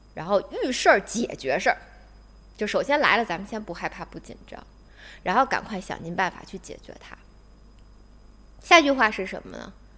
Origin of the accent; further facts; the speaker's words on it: Beijing, China; accent: Beijing dialect; 我们北京话